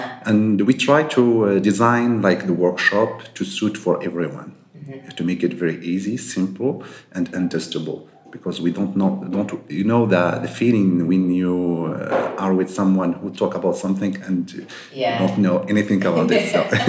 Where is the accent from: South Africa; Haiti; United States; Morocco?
Morocco; Marrakesh, Marrakesh-Safi; also born or lived in Casablanca; I was born in Casablanca, and we moved to Marrakesh when I was 2 years old. Mm-hmm. So I spent all my life here in Marrakesh